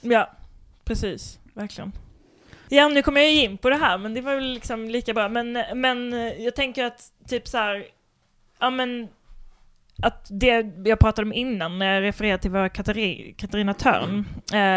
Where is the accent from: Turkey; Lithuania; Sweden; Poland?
Sweden; Kristianstad, Skåne; Kristianstad, där jag kommer ifrån